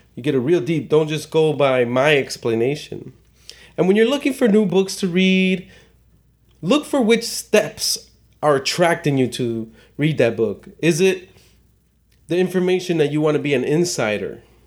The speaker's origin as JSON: {"language": "English", "town": "Chicago", "region": "Illinois", "country": "United States", "tie": "born or raised there", "said": "I was born and raised in Chicago"}